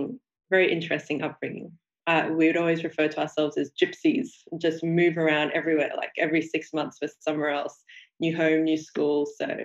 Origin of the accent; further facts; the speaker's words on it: Sydney, New South Wales, Australia; I grew up in Sydney, Australia. Mm-hmm. I was first generation Australian. So my parents were immigrants to Australia. My father came from Burma and my mother came from India.